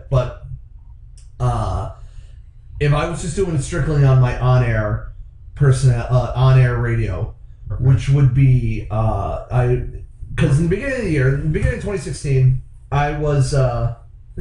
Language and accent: English; Akron, Ohio, United States; now in Toledo, United States; I'm originally from Akron, Ohio. I currently reside in Toledo.